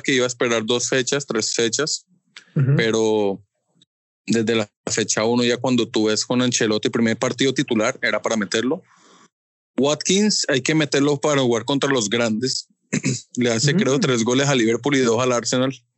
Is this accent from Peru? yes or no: no; Colombia; como colombiano